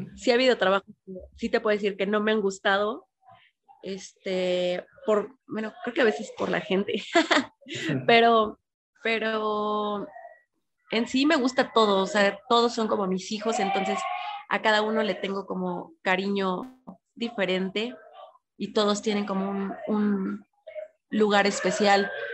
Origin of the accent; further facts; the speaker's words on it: northern border, Mexico; now in Puebla, Mexico; vivía en la frontera